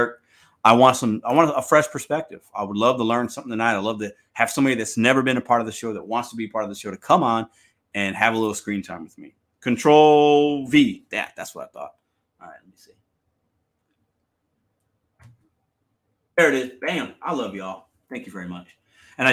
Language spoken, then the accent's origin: English; Chicago, Illinois, United States; That's where I'm from.